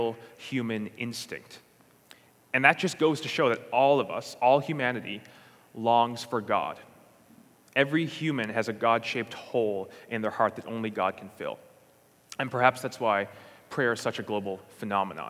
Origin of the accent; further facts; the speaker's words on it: St. John's, Newfoundland and Labrador, Canada; I'm from St. John's, Newfoundland, and Labrador